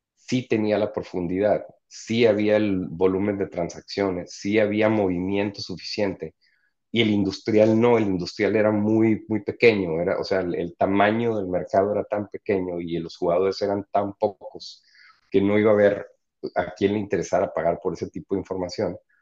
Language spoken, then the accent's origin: Spanish; Mexico; also born or lived in San Diego, United States; siendo mexicano